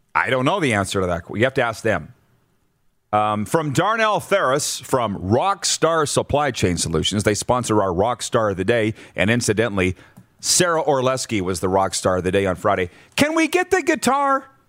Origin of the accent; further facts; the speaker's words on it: Milestone, Saskatchewan, Canada; moved away; the small rink in my hometown of six hundred and forty people that my dad built for me when I was in grade ten, calling senior hockey games on Weyburn Radio